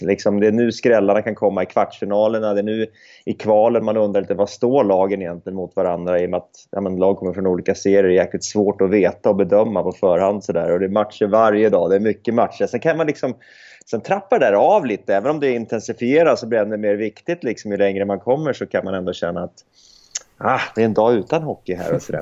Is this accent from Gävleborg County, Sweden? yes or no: yes; Gävle, Gävleborg County, Sweden; Jag är uppväxt i, i Gävle